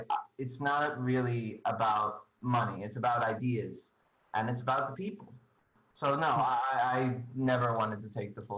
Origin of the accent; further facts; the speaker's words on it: New York City, New York, United States; also born or lived in Forest Hills, New York; I'm originally from Bayside